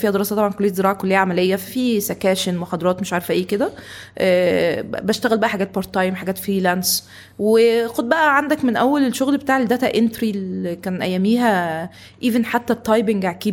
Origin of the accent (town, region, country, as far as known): Tanta, Gharbia, Egypt; also born or lived in Cairo, Egypt